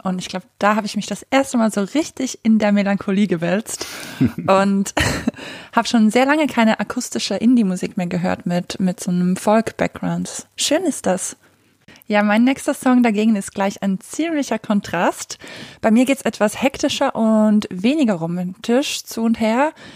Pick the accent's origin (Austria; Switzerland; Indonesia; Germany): Switzerland; ich komme aus der Schweiz